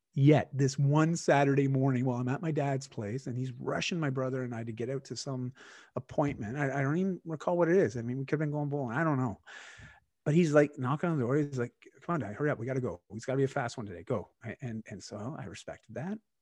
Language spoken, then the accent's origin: English; Canada; accent: Canadian; I am Canadian and, uh, my accent, uh, comes through at times.